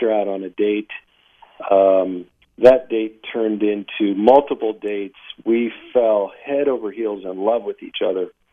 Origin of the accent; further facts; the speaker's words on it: Warren, Ohio, United States; I was born in Northeast Ohio, a uh, small labor town uh, called Warren